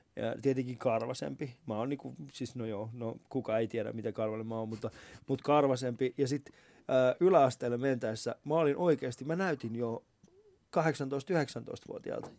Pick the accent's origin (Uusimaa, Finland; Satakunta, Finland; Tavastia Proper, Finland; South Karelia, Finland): Uusimaa, Finland; Vantaa; mun sisällä elää se, tiedätkö, vantaalainen ää, äh, räkis